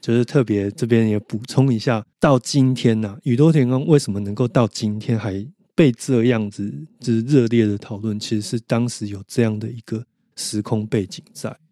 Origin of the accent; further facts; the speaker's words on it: Taiwan; 那我们台湾人又去跟日本人学习